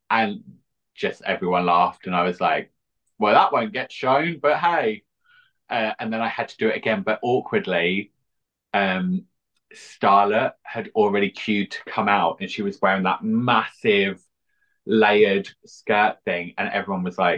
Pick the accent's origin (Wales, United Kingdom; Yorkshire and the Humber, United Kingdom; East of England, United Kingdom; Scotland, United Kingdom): East of England, United Kingdom; now in London, United Kingdom; Originally from Essex, but now I'm in East London.